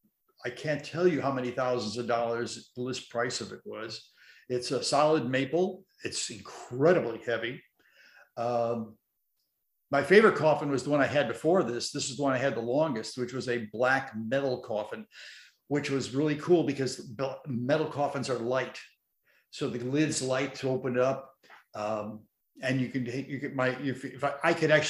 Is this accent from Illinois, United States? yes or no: yes; Chicago, Illinois, United States; moved away; I grew up with Marvin in Chicago on WBKB channel 7 when I was a kid